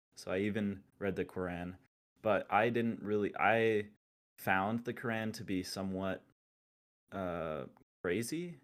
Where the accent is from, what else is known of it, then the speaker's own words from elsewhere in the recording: Utah, United States; I'm from Utah